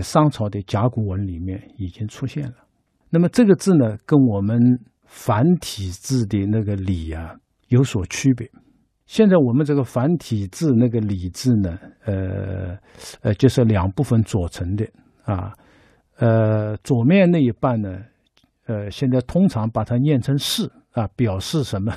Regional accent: China; 我们中国人就是靠着每天在按照礼的要求去做

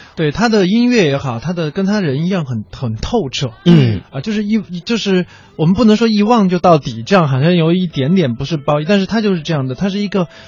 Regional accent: Chengdu, Sichuan, China; 因为它特别像我小时候在成都长大的时候，那个我， 我爸爸那时候还在卖糖果

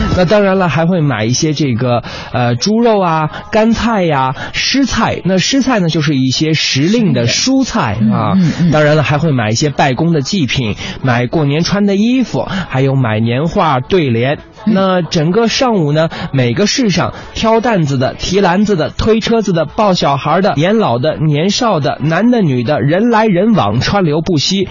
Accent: Hainan, China; 我们在祖国最南方的国际旅游岛海南向您问好

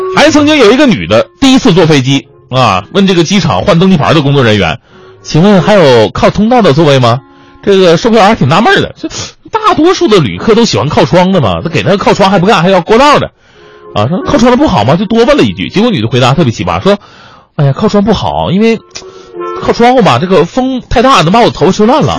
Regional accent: Changchun, Jilin, China; moved away; 我们老家长春有个夜间电台节目叫李大夫热线

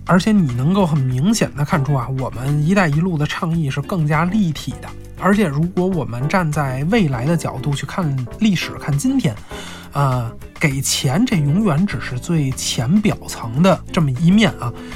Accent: China; 我们中国人

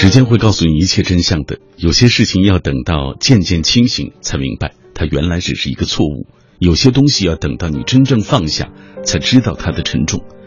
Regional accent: Xinjiang, China; now in Beijing, China; 他激励着我一路从故乡新疆来到北京的那个过程。

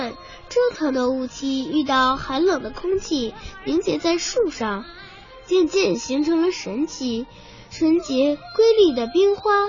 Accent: Jilin, China; 想要欣赏到我家乡的美景，可一定要有耐心哦。因为吉林市有被誉为我国四大自然奇特景观之一的吉林雾凇

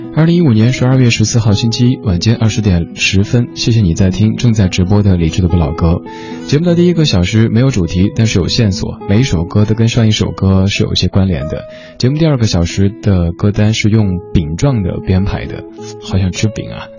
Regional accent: Chengdu, Sichuan, China; moved away; 我的家乡成都

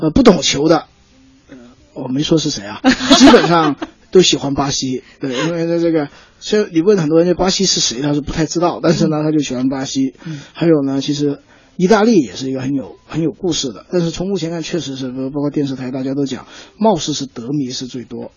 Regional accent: China; 我们中国足球

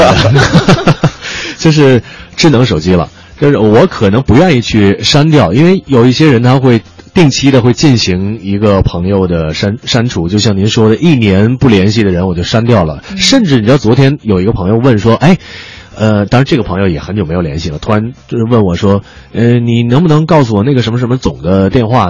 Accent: Beijing, China; accent: Beijing dialect; 我们北京话叫葛骰啊

